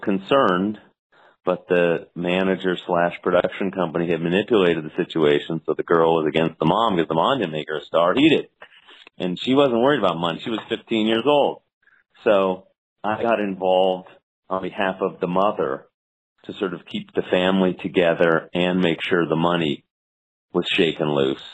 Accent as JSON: {"language": "English", "town": "Los Angeles", "region": "California", "country": "United States", "said": "I was from Los Angeles, and back when I was finishing law school"}